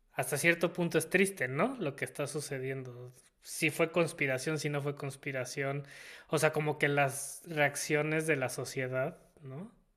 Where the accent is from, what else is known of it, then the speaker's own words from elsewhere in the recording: Mexico; como mexicanos o como país